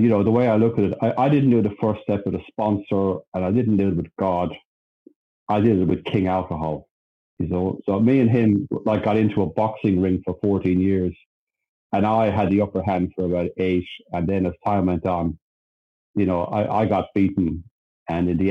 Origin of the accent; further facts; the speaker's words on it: Ireland; now in Sydney, Australia; I'm Irish, by the way. I was born in Ireland.